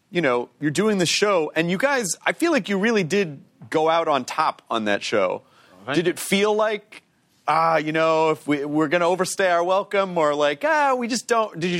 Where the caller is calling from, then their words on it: Minneapolis, Minnesota, United States; from Minneapolis, Minnesota